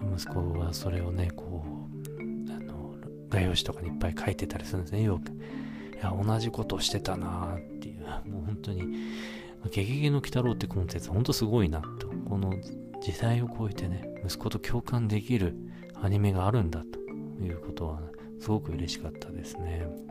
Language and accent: Japanese; northern Japan, Japan; now in Kamakura, Japan; 出身が、えー、北国